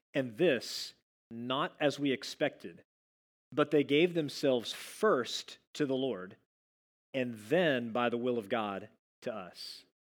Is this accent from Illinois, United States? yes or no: no; Dallas, Texas, United States; moved away; I'm from the Dallas area